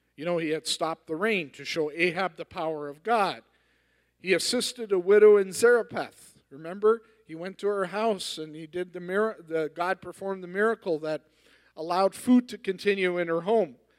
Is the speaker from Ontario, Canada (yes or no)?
no; Edmonton, Alberta, Canada; I'm from Edmonton